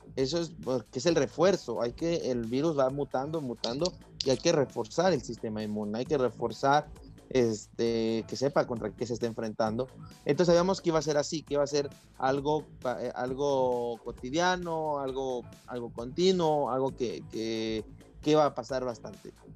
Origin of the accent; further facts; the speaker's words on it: Mexico; nosotros como mexicanos